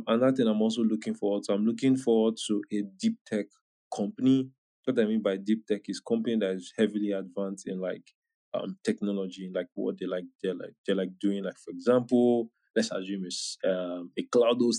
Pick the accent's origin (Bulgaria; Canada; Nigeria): Nigeria; I'm Nigerian too